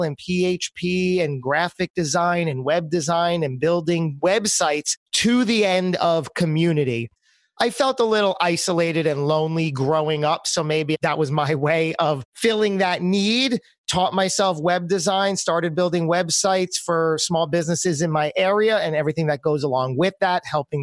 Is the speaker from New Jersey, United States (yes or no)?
yes; New Jersey, United States; also born or lived in New York City; my home state of New Jersey